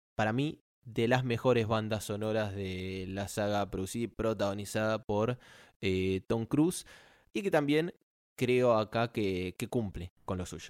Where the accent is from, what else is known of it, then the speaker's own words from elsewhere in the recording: Argentina; la bandera argentina de mi país, mi país